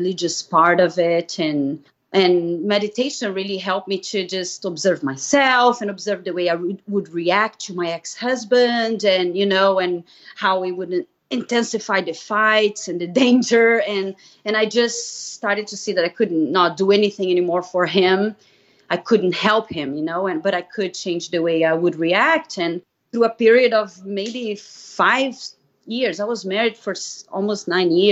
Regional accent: Brazil; English is a second language; moved away as an adult; I'm originally from Brazil, so you might hear a little accent. I moved here in 2000

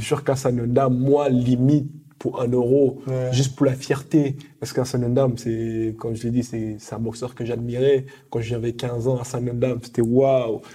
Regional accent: Cameroon; now in France; je suis français et derrière j'aimerais aussi représenter aussi mon pays natal euh, le Cameroun

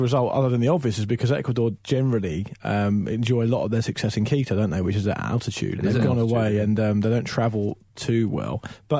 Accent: England, United Kingdom; I'm English

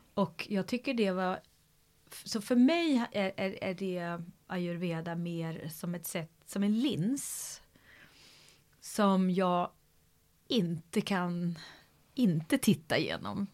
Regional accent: Sweden; från där jag kommer från, en annan kontext liksom. Så ett samhälle, Sverige

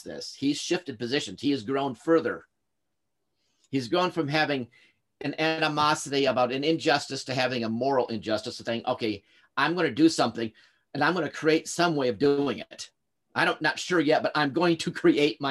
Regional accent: Lake Orion, Michigan, United States; Lake Orion, where I grew up

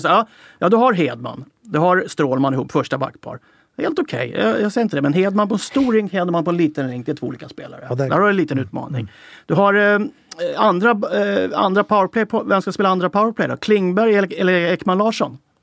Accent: Sweden; nu är jag ju svensk

